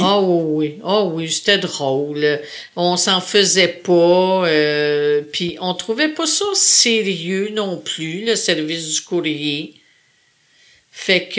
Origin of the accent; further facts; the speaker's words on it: Sayabec, Quebec, Canada; moved away; je suis née en Gaspésie